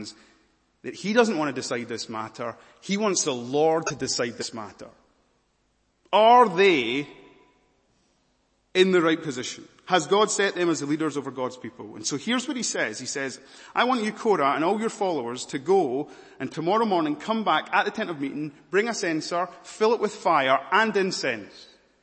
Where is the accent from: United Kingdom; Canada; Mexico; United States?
United Kingdom; Scotland; I'm a Scottish preacher